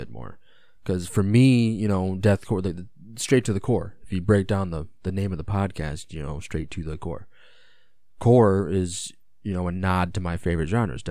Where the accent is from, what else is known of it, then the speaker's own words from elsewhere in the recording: United States; as an American